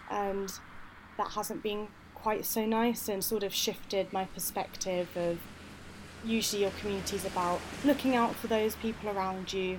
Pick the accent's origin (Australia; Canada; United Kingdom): United Kingdom; moved away as an adult; also born or lived in Leeds; now in Glasgow, United Kingdom; I'm from the Midlands